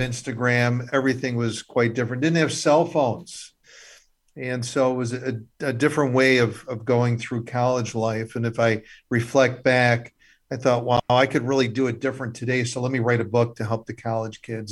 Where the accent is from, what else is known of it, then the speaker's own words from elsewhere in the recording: Illinois, United States; I'm actually from Illinois, born and raised